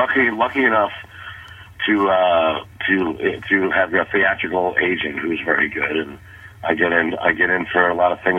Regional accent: New York City, New York, United States; moved away as an adult; now in Los Angeles, United States; And I was raised in Brooklyn and Queens. Started doing comedy in the city. In Manhattan, and then about 2001, I received $5,000 from a network sitcom to move to L.A.

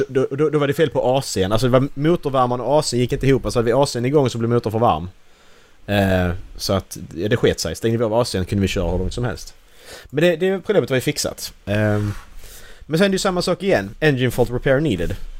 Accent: Sweden; Vi är svenskar här

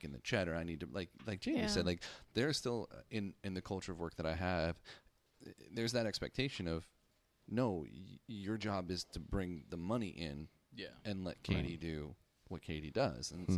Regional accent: Seattle, Washington, United States; I'm from Seattle

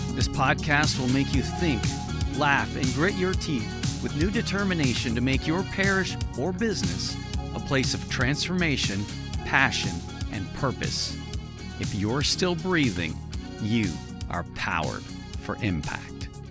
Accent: Halifax, Nova Scotia, Canada; I grew up in Halifax, Nova Scotia, Canada

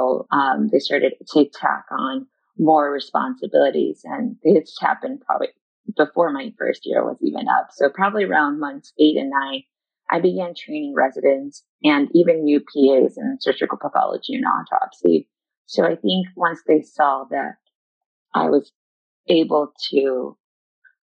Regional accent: Chicago, Illinois, United States; moved away as an adult; now in New York City, United States; I was born in Chicago, so I've always been a city girl

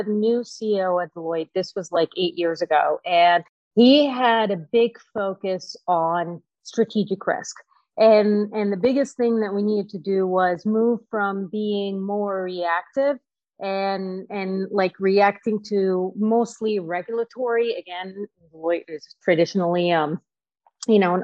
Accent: Cairo, Cairo Governorate, Egypt; I was actually born and raised in Cairo, Egypt

